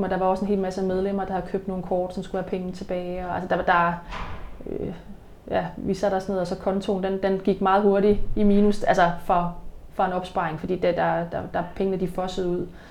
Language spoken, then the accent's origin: Danish; Denmark; moved away; i Jylland, der hvor jeg kommer fra, der bliver man sådan ikke skilt